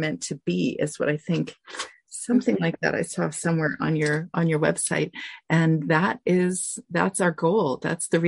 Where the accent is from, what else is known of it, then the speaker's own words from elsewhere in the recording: Canada; I'm Canadian